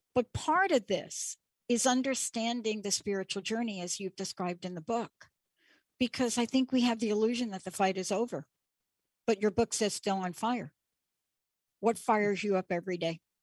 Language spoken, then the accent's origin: English; New York, United States; growing up in New York and Stonewall